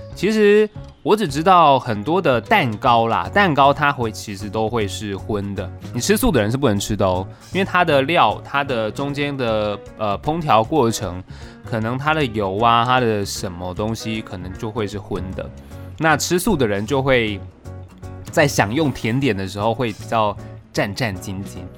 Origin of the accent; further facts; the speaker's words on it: Taichung, Taiwan; moved away; 我身为一个台中人